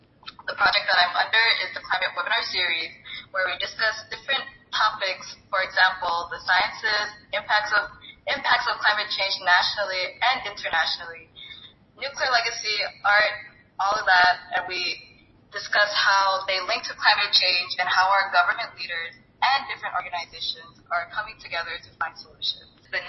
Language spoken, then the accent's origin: English; Marshall Islands; I'm from the Marshall Islands.